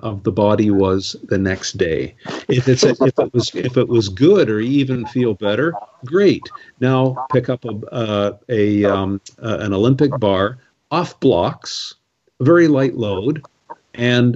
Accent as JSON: {"language": "English", "country": "Canada", "said": "I'm a Canadian, I love Canada"}